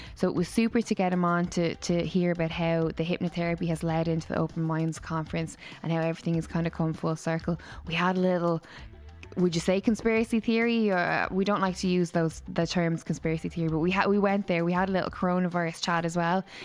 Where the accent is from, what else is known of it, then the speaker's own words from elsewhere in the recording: Waterford, Munster, Ireland; moved away; All the way from Waterford, my hometown